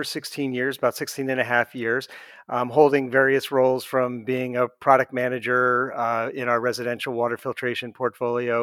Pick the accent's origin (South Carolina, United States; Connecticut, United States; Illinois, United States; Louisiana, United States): Connecticut, United States; moved away as an adult; also born or lived in Pennsylvania / Kentucky; I've been born and raised in Connecticut, but I've lived in Pennsylvania and Kentucky, of all places, as well